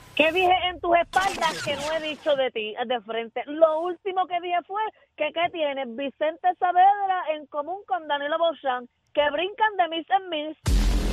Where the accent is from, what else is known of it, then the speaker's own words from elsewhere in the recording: Salinas, Puerto Rico; en mi pueblo de Salinas